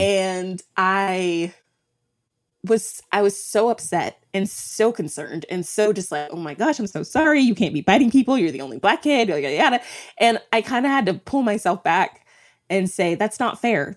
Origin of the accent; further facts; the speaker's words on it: Texas, United States; moved away as an adult; also born or lived in Minneapolis; I'm from Texas, um, and when we moved to Minneapolis